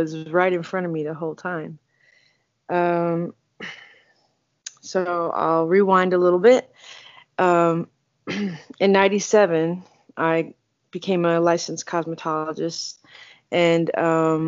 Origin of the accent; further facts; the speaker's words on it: Houston, Texas, United States; moved away as an adult; also born or lived in California; I'm from Houston, and I am a barber